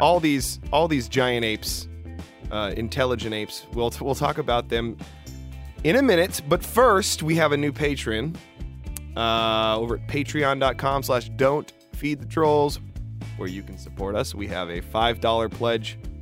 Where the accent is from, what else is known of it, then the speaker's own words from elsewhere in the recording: the Northwest, Pacific Northwest, United States; I'm from the Northwest, you know, we got, we got mountains and hills